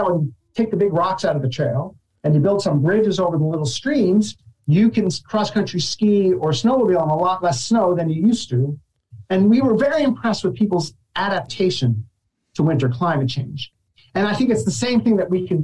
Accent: New Jersey, United States; as a kid growing up in New Jersey

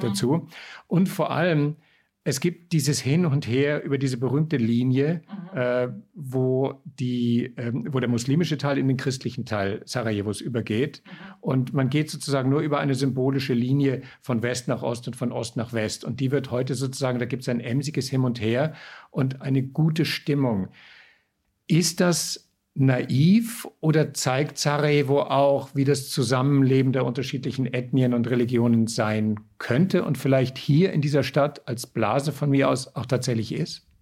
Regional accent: Austria; bei uns in Österreich

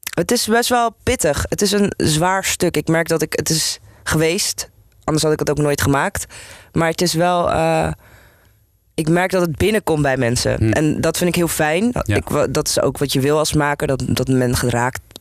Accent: Amsterdam, North Holland, Netherlands; ik ben hier geboren en getogen, dus ik ben Nederlands, maar ik ben ook gewoon Turks.

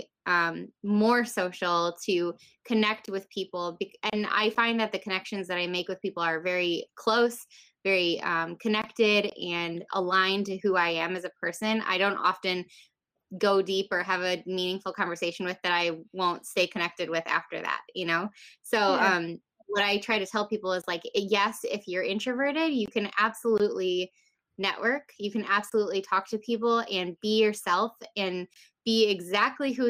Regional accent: Rockford, Illinois, United States; I'm from Rockford, Illinois, which is nearby Chicago, about 90 miles west of Chicago.

